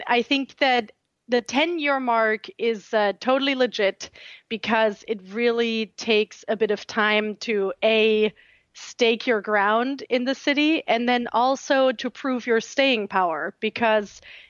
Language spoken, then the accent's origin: English; Southern Germany, Germany; English is a second language; now in United States; I had trepidations about that because I'm from a very small town in southern Germany.